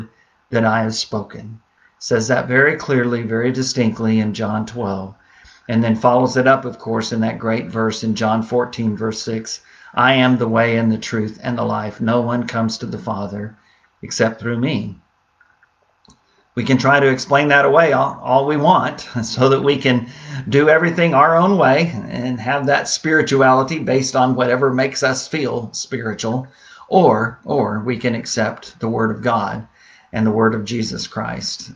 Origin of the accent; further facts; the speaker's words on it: San Antonio, Texas, United States; growing up in San Antonio